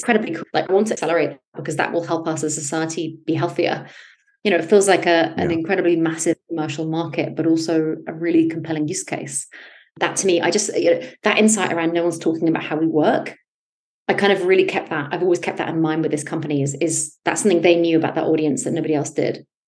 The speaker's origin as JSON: {"language": "English", "country": "United Kingdom", "tie": "born or raised there", "also_born_or_lived": "United States", "said": "I grew up in the West Coast in the UK, in the country, very far from opportunity at the time"}